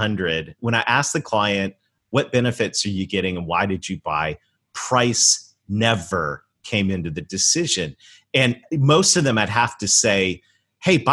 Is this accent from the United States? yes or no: no; Canada; I was raised in Canada